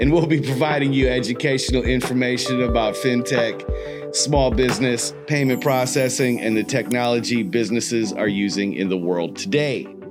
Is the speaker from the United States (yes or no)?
yes; Milwaukee, Wisconsin, United States; I'm from Milwaukee, Wisconsin